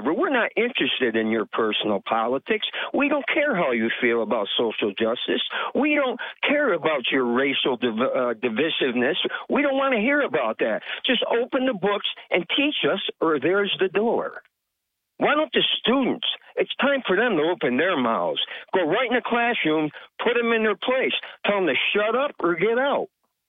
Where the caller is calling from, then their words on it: Vestal, New York, United States; from Vestal.